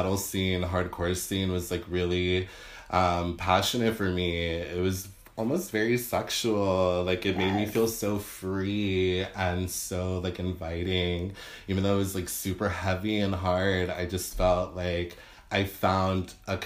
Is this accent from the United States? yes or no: yes; Victorville, California, United States; moved away as an adult; also born or lived in Los Angeles; growing up in Victorville